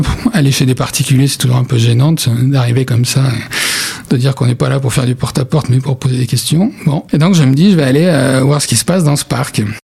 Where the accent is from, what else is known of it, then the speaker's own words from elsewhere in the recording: France; on est de France, hein, ça les étonne toujours qu'on euh, un journaliste français